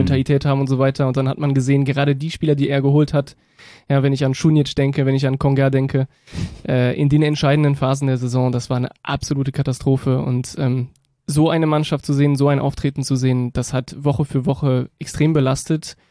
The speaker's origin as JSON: {"language": "German", "region": "Berlin", "country": "Germany", "tie": "born or raised there", "also_born_or_lived": "France / Rhineland", "moved": "yes", "lives_now": "Cologne, Germany", "said": "ich bin äh, ursprünglich aus Frankreich, äh, bin aber in Reinickendorf aufgewachsen, und dann in den Rheinland gezogen"}